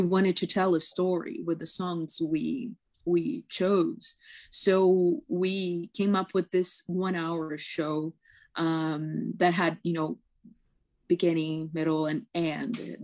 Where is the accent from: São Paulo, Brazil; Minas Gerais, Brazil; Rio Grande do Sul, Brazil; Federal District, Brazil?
São Paulo, Brazil; first language Portuguese; English is a second language; moved away as an adult; now in Toronto, Canada; I am from Sao Paulo.